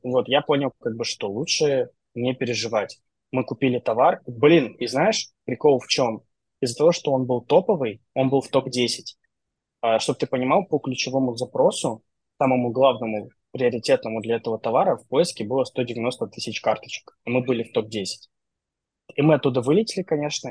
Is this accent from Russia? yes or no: no; Transnistria, Moldova